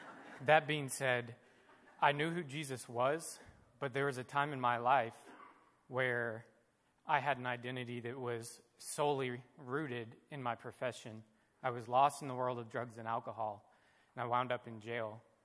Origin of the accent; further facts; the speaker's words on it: Alabama, United States; I grew up in Alabama, so I essentially went to church for 9 months before I was born.